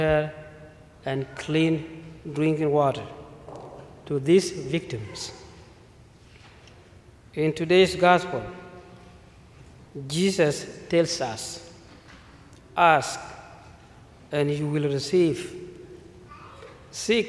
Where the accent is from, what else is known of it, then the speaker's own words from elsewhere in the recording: Wau, South Sudan; moved away; I come from the Diocese of Wau in South Sudan